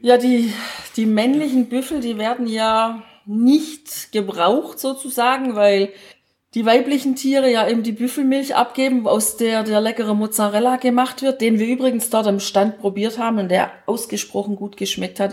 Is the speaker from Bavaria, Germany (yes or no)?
no; Baden-Württemberg, Germany; Als Schwäbin